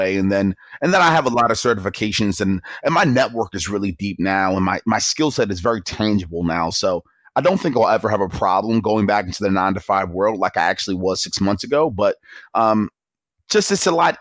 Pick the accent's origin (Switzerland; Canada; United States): United States; Baltimore, Maryland; I grew up in Baltimore, Maryland, not a very friendly area from an aesthetic and an environment point of view